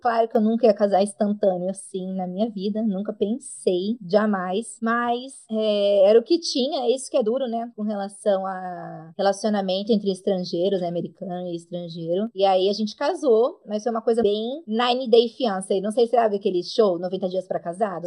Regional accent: São José do Rio Preto, São Paulo, Brazil; moved away as an adult; also born or lived in Fort Worth, Texas / Round Rock, Texas; now in United States; Eu saí de Rio Preto, né? Eu fui para Fort Worth, que é, fica pertinho de Dallas.

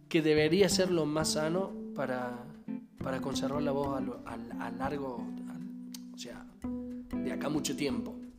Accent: Alta Gracia, Córdoba, Argentina; nosotros somos de Argentina, más precisamente de Córdoba, Altagracia

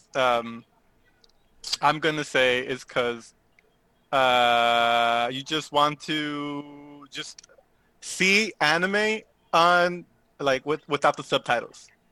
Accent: Southern California, United States; I am from SoCal.

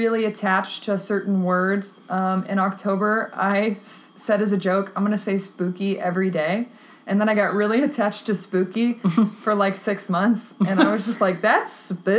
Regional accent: Texas, United States; now in Chicago, United States; I grew up in Texas

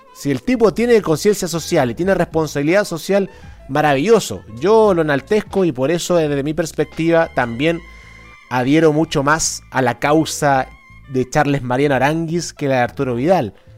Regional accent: Chile; una sociedad neoliberal como esta, como la chilena

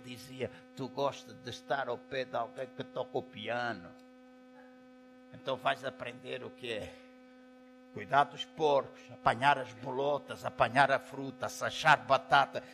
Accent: Angola; now in Portugal; Eu sou angolano, estou habituado à água quente. Em 40 anos que vivo em Portugal

